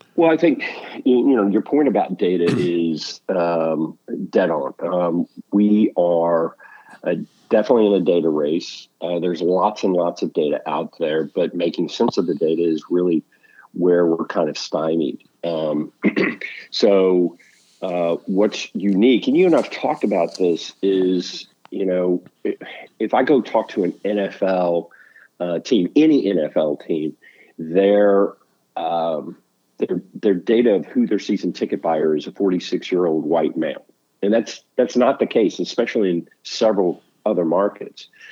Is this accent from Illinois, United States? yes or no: no; outside of Houston, Texas, United States; born and raised outside of Houston